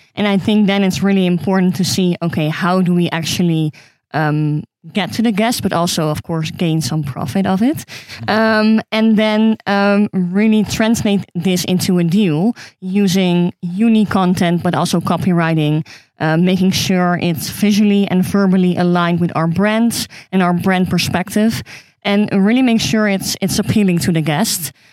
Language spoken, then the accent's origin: English; Amsterdam, North Holland, Netherlands; I'm from Amsterdam